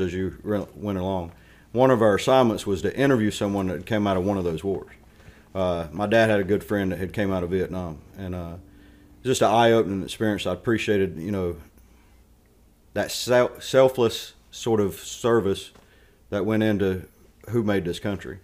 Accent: Stanly County, North Carolina, United States; I was born, uh, About thirty miles east of Charlotte, Stanley County, Oak Bar, North Carolina, uh, went to high school called West Stanley High School

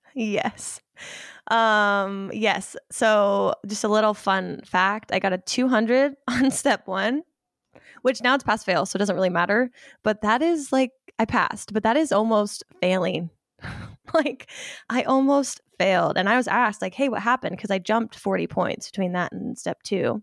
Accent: Ohio, United States; I'm from Ohio. Um, pretty much grew up my whole life there

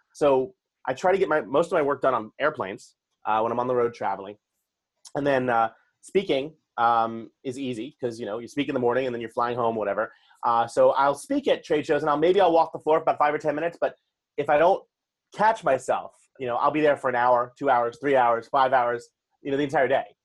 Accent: New York City, New York, United States; born and raised in New York City all my life

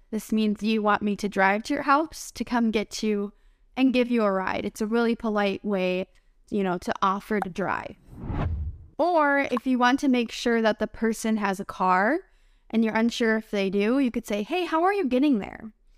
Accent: United States; I'm an American English teacher.

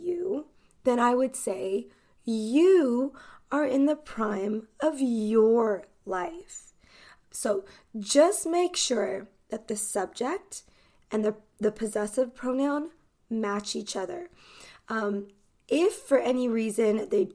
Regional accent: United States; I am an American English teacher

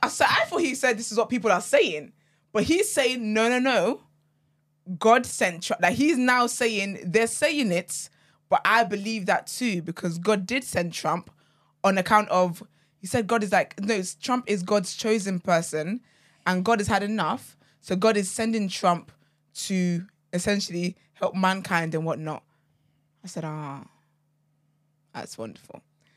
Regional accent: Trinidad & Tobago; I'm from Trinidad.

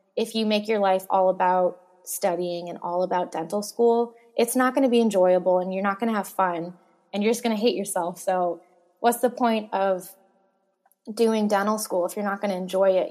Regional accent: Boston, Massachusetts, United States; I'm from Boston and I loved Boston

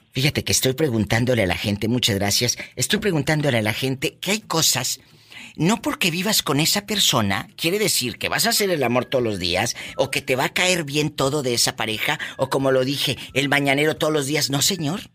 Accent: Matamoros, Tamaulipas, Mexico; moved away; mi tierra, Matamoros, Tamaulipas

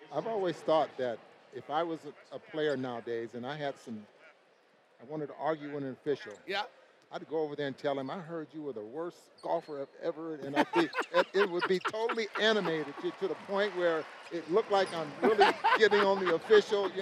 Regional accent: Omaha, Nebraska, United States; I'm from Omaha, Nebraska.

